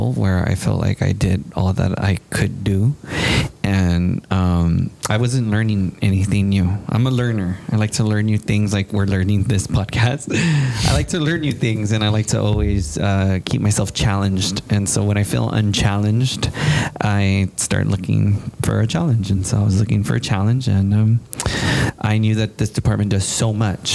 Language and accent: English; San Antonio, Texas, United States; also born or lived in Kingsville, Texas; I am also from San Antonio, Texas. I grew up in the southwest side of town